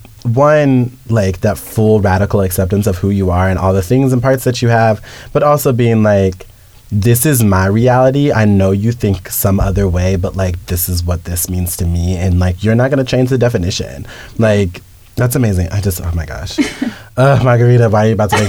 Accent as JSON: {"language": "English", "region": "Kansas", "country": "United States", "said": "I'm from Kansas."}